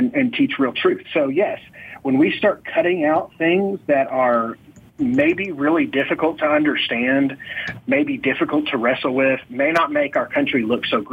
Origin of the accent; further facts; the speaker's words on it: Oklahoma, United States; I grew up in Oklahoma